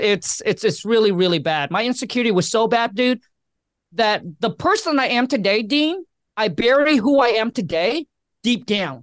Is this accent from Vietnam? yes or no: yes; Vietnam; also born or lived in Washington State; now in Washington, United States; I was born and raised in Vietnam